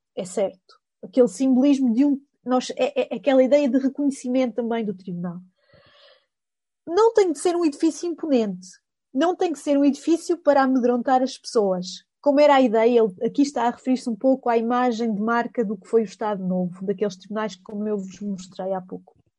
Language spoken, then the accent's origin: Portuguese; Coimbra, Centro, Portugal; accent: Coimbra; este meu sotaque eh, de Coimbra